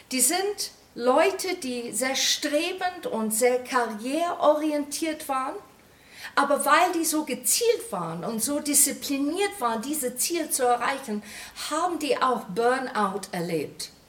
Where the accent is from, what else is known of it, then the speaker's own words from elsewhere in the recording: England, United Kingdom; German is a second language; now in Germany; das versetzt mich sofort in meine Kindheit zurück in England, wie die da stand, wie eine rote Box